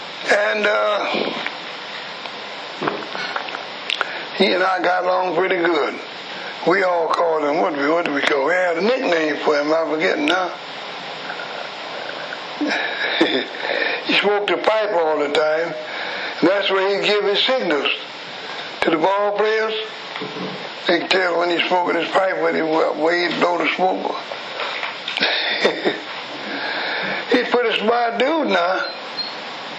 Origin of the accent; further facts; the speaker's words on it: Chicago, Illinois, United States; also born or lived in McComb, Mississippi; I was born in Macomb City, Mississippi in 1900 straight. Came to Chicago when I was a baby, about 1905. Been here ever since